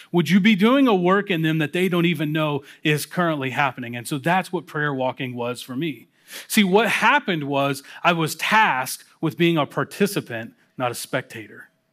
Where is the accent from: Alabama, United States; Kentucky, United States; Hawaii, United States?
Kentucky, United States; Louisville; moved away; I, uh, was invited to come work with a church plant down in my hometown of Louisville, Kentucky